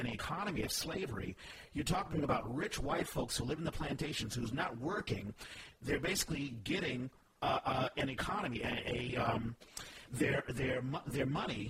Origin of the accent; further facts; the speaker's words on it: Texas, United States; I was born in Texas